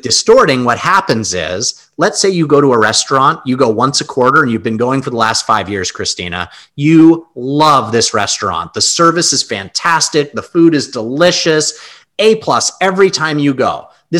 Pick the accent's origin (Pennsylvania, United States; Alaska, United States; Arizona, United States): Alaska, United States; Anchorage; moved away as an adult; also born or lived in Long Island, New York; I was born in New York, and I was 7 or 8 years old. We moved from New York, Long Island, to Anchorage, Alaska. My parents were big hunting and fishing and camping family. So we moved to Alaska and I lived there for 23 years.